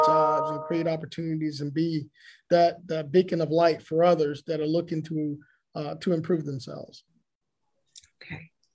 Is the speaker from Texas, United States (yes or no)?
no; Augusta, Georgia, United States; I'm from Augusta, from East Augusta